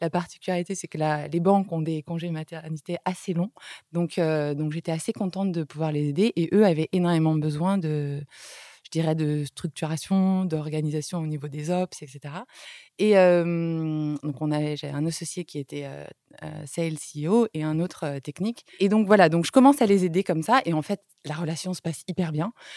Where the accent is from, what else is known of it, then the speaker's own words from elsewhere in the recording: France; moved away as an adult; also born or lived in Beijing, China; en tant que Français